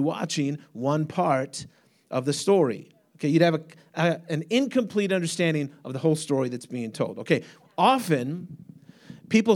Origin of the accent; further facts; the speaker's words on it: United States; I'm an American.